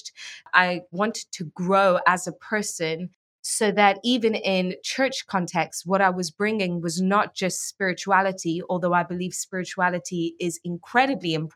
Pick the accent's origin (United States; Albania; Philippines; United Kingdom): United Kingdom; England; also born or lived in Iran; we moved to England when I was five, and I grew up there, went to medical school there, started working in medicine there.